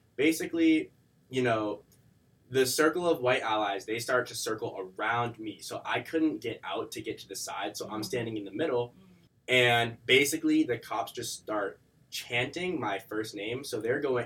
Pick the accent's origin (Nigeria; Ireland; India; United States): United States; Weymouth, Massachusetts; also born or lived in Boston; I'm from Boston. Um, I lived in Boston for a little bit when I was younger, but I uh, mainly live in like a South Shore uh, suburb town.